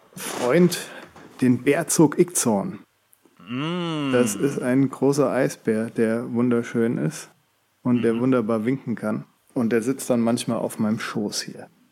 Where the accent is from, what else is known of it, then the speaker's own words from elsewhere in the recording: Hesse, Germany; moved away; Kommen wir aus Hessen